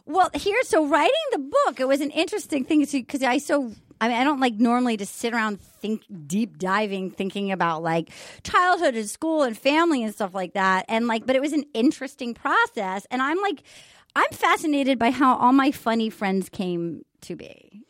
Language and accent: English; Rhode Island, United States; I grew up in Rhode Island